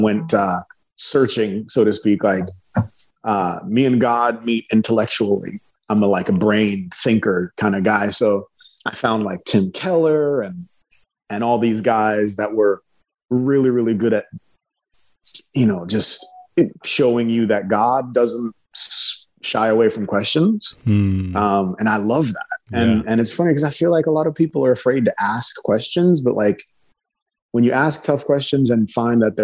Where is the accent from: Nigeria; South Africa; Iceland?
Nigeria; I'm from Nigeria. Nigeria is a majority Muslim country. My uncles and cousins are Muslims or other. Being around people with other beliefs was normal for me.